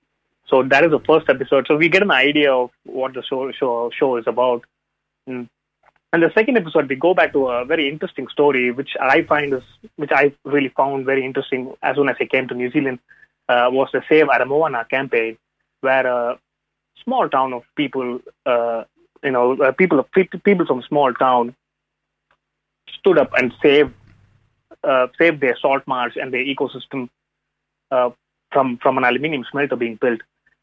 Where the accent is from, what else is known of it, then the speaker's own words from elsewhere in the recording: India; first language Tamil; English is a second language; given my first language is not English, so it's always a point of I think in a different language. I think in Tamil, which is a southern Indian language.